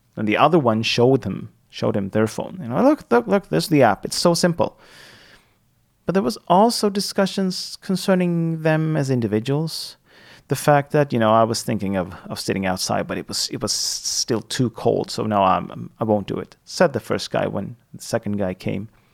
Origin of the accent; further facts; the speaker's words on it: Sweden; first language Swedish; English is a second language; my native language, my L1, the the first language that I that I hold is Swedish.